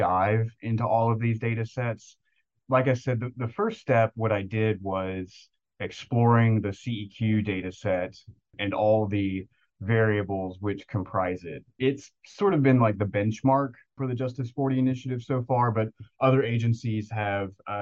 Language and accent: English; Tennessee, United States; also born or lived in Knoxville, Tennessee; I grew up in Tennessee in a very rural area between Nashville and Memphis